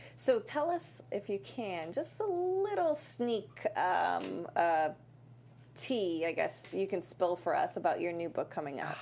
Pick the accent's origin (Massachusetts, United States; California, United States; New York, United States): Massachusetts, United States; Worcester; moved away; I'm a small town girl from Worcester, Massachusetts.